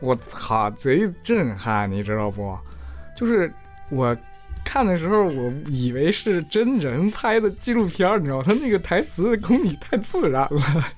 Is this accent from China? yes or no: yes; Jiayin, Heilongjiang, China; 自己也成长于一个叫嘉音的县城